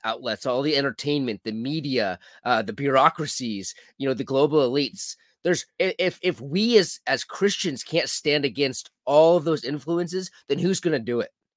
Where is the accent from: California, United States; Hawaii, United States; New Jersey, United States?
California, United States; I grew up in California